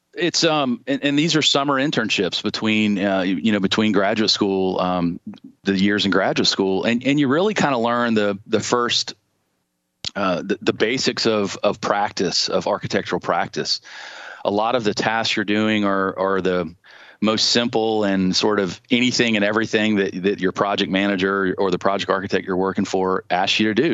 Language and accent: English; Charleston, South Carolina, United States; I was born in Charleston. Uh, had a great childhood. I grew up on James Island